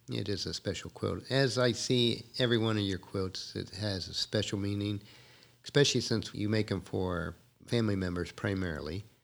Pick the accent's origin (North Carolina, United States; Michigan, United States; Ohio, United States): Ohio, United States; I was raised in more on the East Coast and was born and raised in Ohio